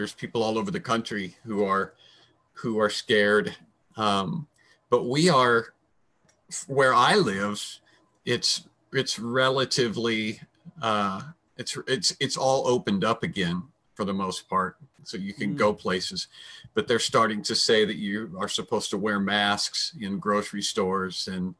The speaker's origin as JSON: {"language": "English", "town": "Kokomo", "region": "Indiana", "country": "United States", "tie": "born or raised there", "said": "drop it right in the center of the state, about an inch above Indianapolis, then your thumb or your finger will be on my hometown, which is Kokomo."}